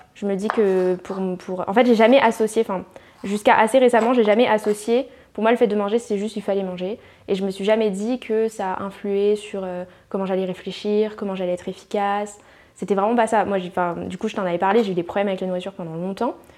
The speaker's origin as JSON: {"language": "French", "country": "New Caledonia", "tie": "born or raised there", "moved": "as an adult", "lives_now": "Paris, France", "said": "je viens de Calédonie, donc j'ai habité en Calédonie bah, toute mon enfance"}